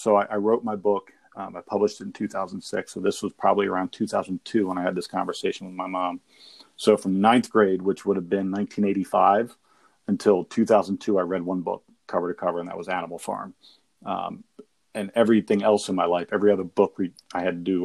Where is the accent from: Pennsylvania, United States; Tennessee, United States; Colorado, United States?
Pennsylvania, United States; Pottstown; I'm from Pottstown. I grew up in town